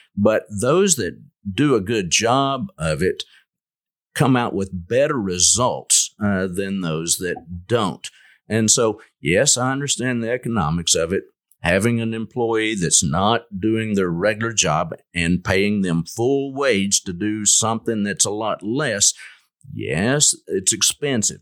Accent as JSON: {"language": "English", "town": "Lubbock", "region": "Texas", "country": "United States", "tie": "born or raised there", "also_born_or_lived": "Jackson, Mississippi", "moved": "as an adult", "lives_now": "Longview, United States", "said": "I grew up in the Lubbock area"}